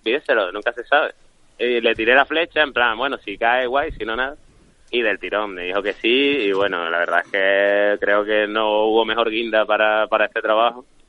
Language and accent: Spanish; Las Palmas de Gran Canaria, Canary Islands, Spain; moved away as an adult; also born or lived in Seville; yo soy de Las Palmas y estaba aquí viviendo en Sevilla